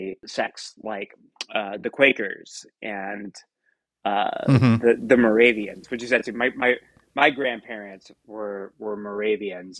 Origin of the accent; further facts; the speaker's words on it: Piedmont region of North Carolina, United States; I'm from the Piedmont region of North Carolina